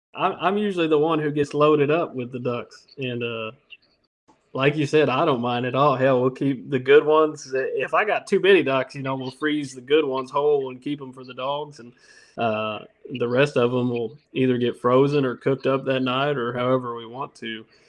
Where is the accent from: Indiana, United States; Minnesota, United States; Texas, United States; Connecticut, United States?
Indiana, United States; now in Louisiana, United States; I'm from Indiana